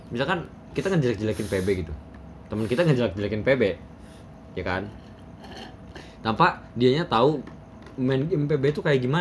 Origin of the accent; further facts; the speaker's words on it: Kuningan, West Java, Indonesia; Jadi ya sedangkan aing sebagai anak Kuningan merasa Ance Bagus tuh uh, apa ya